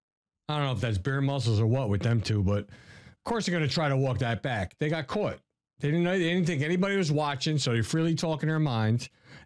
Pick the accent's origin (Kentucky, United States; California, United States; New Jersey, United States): New Jersey, United States; I'm from Jersey